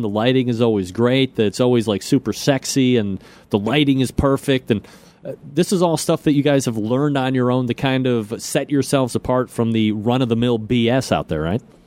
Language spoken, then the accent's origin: English; Ohio, United States; I'm from Ohio.